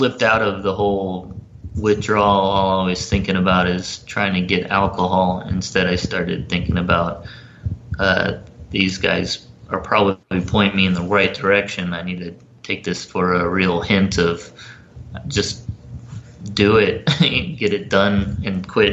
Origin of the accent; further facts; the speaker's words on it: Florida, United States; moved away; also born or lived in Los Angeles / North Carolina; I grew up down in Florida, about an hour away from where Clearwater